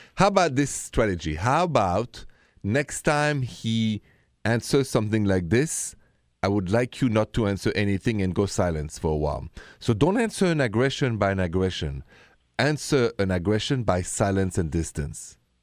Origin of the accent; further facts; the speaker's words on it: Paris, Île-de-France, France; moved away; I'm from Paris